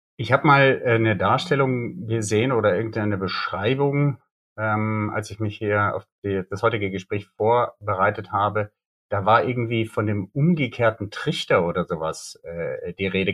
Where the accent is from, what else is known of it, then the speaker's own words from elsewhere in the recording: Bonn, North Rhine-Westphalia, Germany; Und das ist auch meine Heimatstadt, aus der komme ich